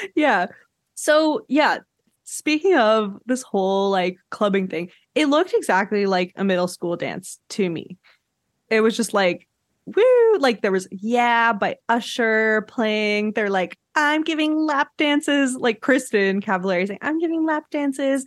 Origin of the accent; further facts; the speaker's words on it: Quebec, Canada; I'm from Quebec